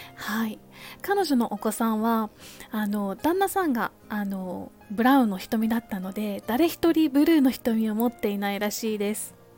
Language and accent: Japanese; Kansai, Japan; moved away as an adult; also born or lived in United Kingdom; now in Tokyo, Japan; 私は関西の出身なので小さい頃から恵方巻きっていうものはあの身近だったんですけれども大人になってあの東京の方にやってきて